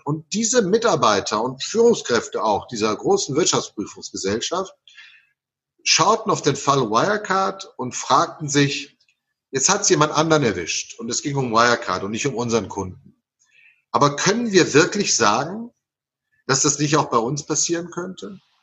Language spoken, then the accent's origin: German; Naples, Campania, Italy; moved away; Ich bin in Neapel geboren und Neapel ist eine der abergläubischsten Städte des Universums